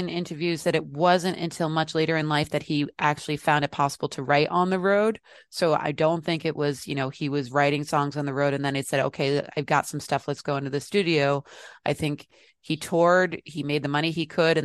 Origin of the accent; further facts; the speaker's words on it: United States; being an American